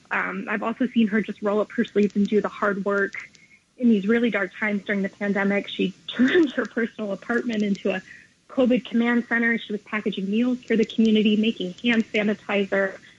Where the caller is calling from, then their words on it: New York City, New York, United States; I'm calling from the Lower East Side of Manhattan.